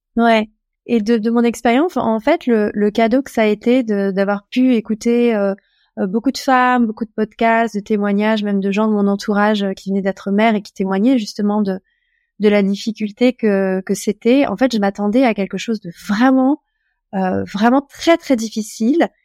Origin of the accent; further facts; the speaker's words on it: France; moved away as an adult; now in Portugal; Je suis française, j'ai 38 ans. ça fait 5 ans, un peu plus de 5 ans que je vis au Portugal